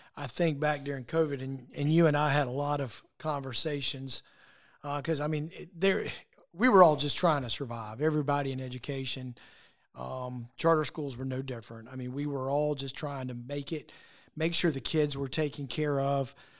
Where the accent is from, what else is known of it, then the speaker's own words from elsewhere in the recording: Lexington, South Carolina, United States; I'm a product of our public schools here in South Carolina growing up in Lexington School District Two, right across the river.